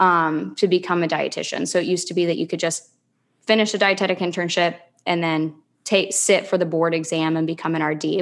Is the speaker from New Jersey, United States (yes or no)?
no; Lincoln, Nebraska, United States; also born or lived in Philadelphia / Charlotte, North Carolina; now in Clearwater, United States; I'm originally from Lincoln, Nebraska